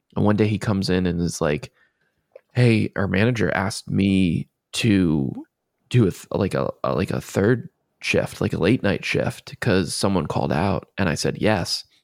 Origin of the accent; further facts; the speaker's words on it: Maryland, United States; I'm from Maryland